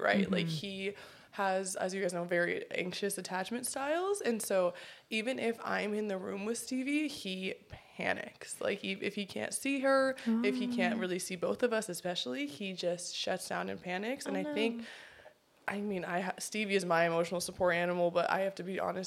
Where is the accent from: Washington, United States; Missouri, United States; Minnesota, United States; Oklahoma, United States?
Washington, United States; Northwestern; now in Long Beach, United States; I live in Long Beach here with Hanna and Venture, but I am from the Pacific Northwest originally, and that is Northwestern Washington.